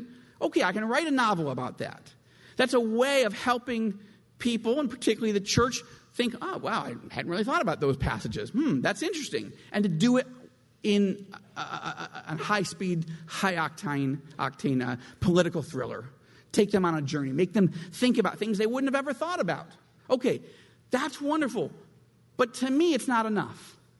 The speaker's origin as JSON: {"language": "English", "country": "United States", "moved": "yes", "said": "And I am from Washington originally"}